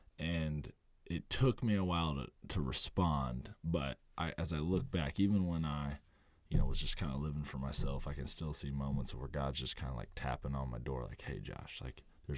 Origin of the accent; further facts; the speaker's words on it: Muncie, Indiana, United States; Muncie, Indiana.